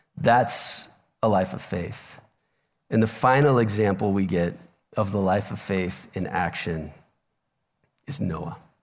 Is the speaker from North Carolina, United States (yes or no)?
no; Omaha, Nebraska, United States; moved away; I'm from Omaha originally